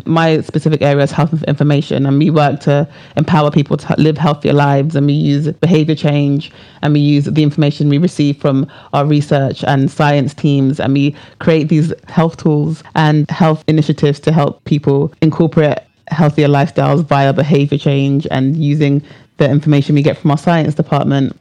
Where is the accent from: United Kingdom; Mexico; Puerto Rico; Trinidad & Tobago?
United Kingdom; England; I was born under the NHS system